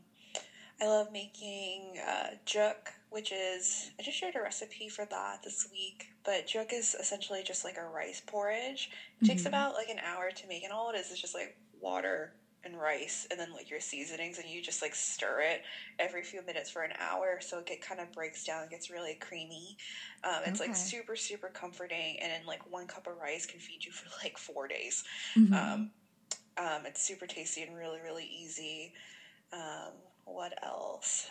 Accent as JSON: {"language": "English", "town": "Cleveland", "region": "Ohio", "country": "United States", "tie": "born or raised there", "said": "I grew up in Cleveland"}